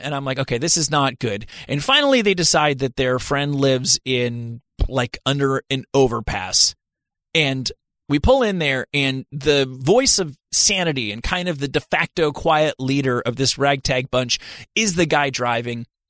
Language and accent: English; New Jersey, United States; I'm from New Jersey